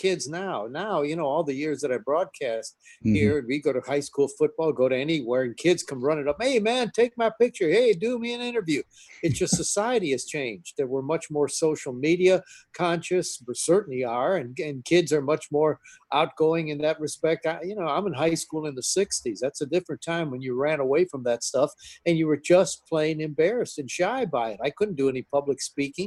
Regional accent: Milwaukee, Wisconsin, United States; growing up in Milwaukee

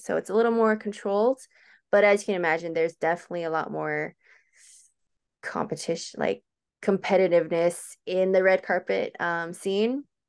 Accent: Hacienda Heights, California, United States; moved away as an adult; now in Chino, United States; I grew up in Hacienda Heights, which is not too far away

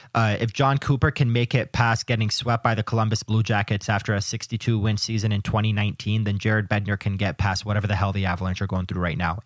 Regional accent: Canada; I am Canadian

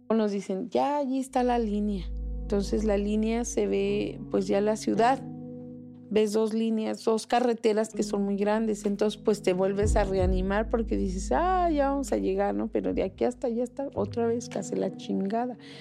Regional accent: Toluca, State of Mexico, Mexico; moved away as an adult; also born or lived in Cancún; now in Philadelphia, United States; Pues de Toluca

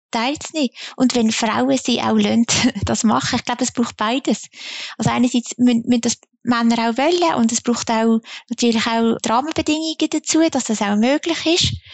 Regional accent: Zunzgen, Basel-Landschaft, Switzerland; Ich meine, ich komme aus Zonzgen, das sagst du ja immer sehr gern.

